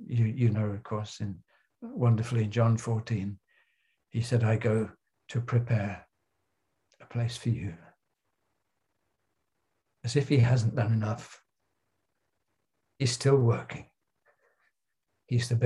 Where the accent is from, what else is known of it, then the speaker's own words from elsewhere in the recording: Crowborough, South East England, United Kingdom; I grew up in Crowborough in Sussex in the south of England